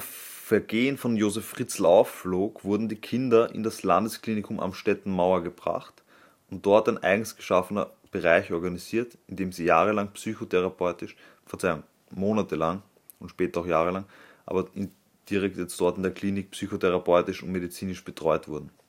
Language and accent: German; Vienna, Austria; als Wiener